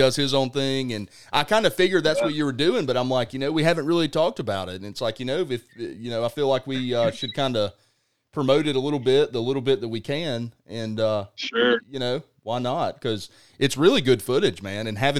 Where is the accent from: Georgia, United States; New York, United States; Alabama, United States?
Alabama, United States; For me, where I am, and I'm from the Wiregrass area originally, so I've always been coming to the Panhandle of Florida.